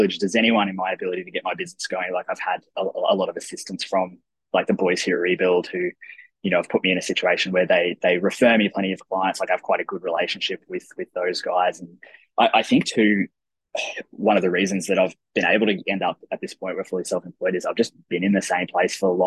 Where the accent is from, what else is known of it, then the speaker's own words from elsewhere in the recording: Toowoomba, Queensland, Australia; now in Brisbane, Australia; I grew up in Toowoomba in Queensland